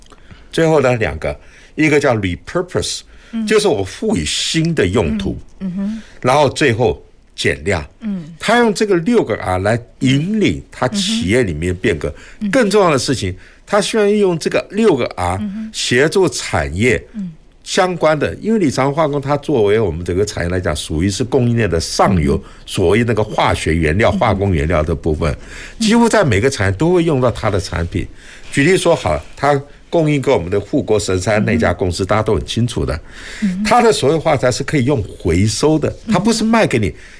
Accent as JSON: {"language": "Chinese", "country": "Taiwan", "said": "这也是我觉得身为一个台湾人非常骄傲的地方。"}